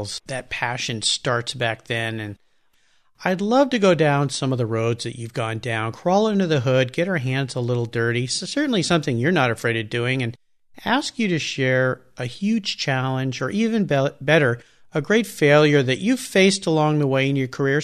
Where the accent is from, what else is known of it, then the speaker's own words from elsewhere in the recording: San Diego, California, United States; I grew up in La Jolla